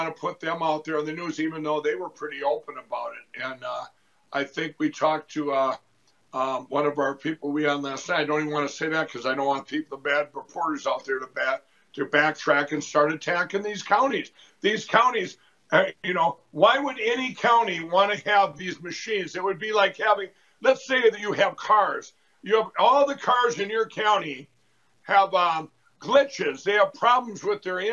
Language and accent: English; Minnesota, United States; my home state of Minnesota